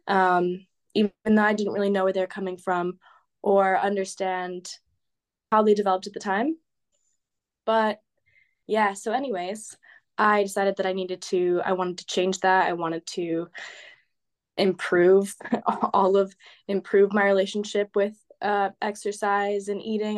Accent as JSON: {"language": "English", "region": "California", "country": "United States", "moved": "as an adult", "lives_now": "Amsterdam, Netherlands", "said": "I'm from California, and I'm going to school in Amsterdam"}